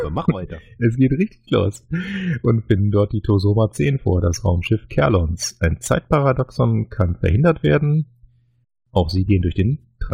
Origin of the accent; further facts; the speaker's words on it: North Rhine-Westphalia, Germany; born there; Ich glaube, als, als gebürtiger Niederrheiner würde ich ja jetzt Heuskes sagen